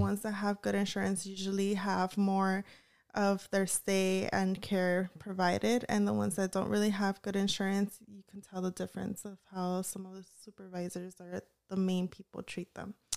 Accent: Bellflower, California, United States; also born or lived in Huntington Park; I was born in Huntington Park and raised in Bellflower

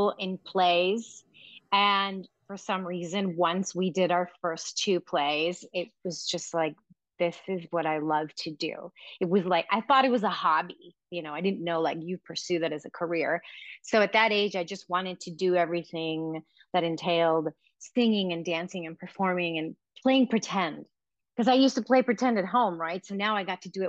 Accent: Los Angeles, California, United States; also born or lived in Queens, New York; So I was in L.A.

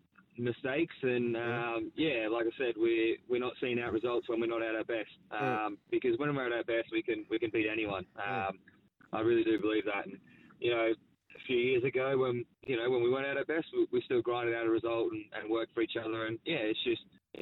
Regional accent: Australia; We're Australian

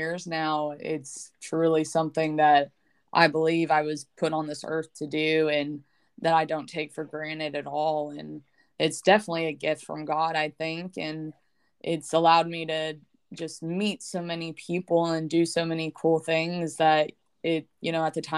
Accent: Lexington, Kentucky, United States; I'm originally from Lexington, Kentucky

